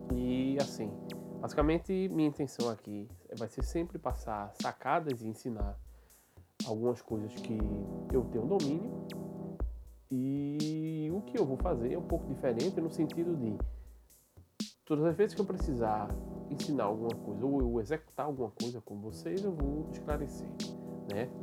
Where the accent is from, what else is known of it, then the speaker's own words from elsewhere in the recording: Recife, Pernambuco, Brazil; sou, sou daqui de Recife